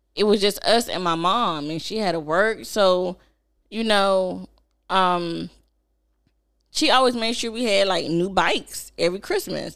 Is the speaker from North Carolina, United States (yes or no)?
yes; Snow Hill, North Carolina, United States; also born or lived in Kinston, North Carolina; growing up in Snow Hill